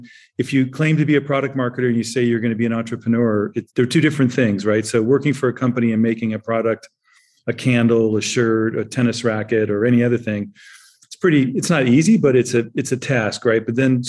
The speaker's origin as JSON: {"language": "English", "country": "Germany", "tie": "born or raised there", "said": "I grew up in Germany. I was born in the 50s and I grew up in Germany in the 60s and 70s."}